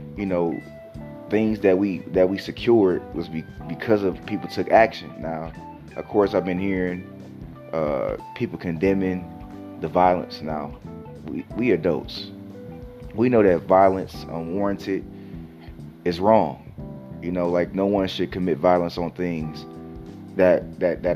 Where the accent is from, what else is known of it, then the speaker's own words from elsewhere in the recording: Detroit, Michigan, United States; I'm from Detroit